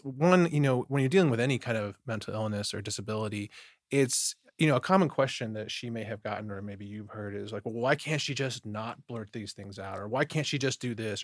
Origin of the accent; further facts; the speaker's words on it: Detroit, Michigan, United States; I grew up in Detroit, Michigan